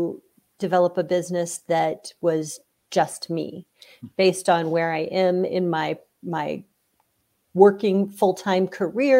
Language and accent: English; Iowa, United States; moved away; I'm from Iowa, maybe back to Iowa at some point